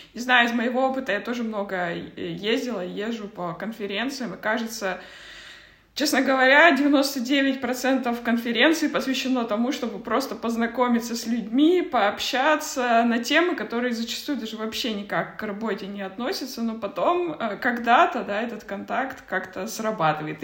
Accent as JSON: {"language": "Russian", "country": "Kazakhstan", "tie": "born or raised there", "moved": "yes", "said": "я просто родом из Казахстана"}